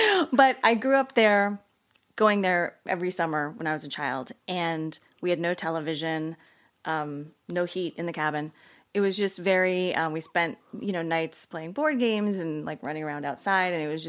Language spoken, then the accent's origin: English; New Jersey, United States; also born or lived in Pennsylvania; I grew up in New Jersey.